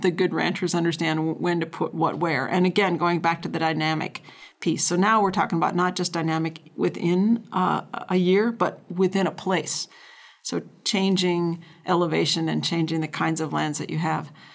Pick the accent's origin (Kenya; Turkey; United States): United States; North Dakota; now in Idaho, United States; I grew up in North Dakota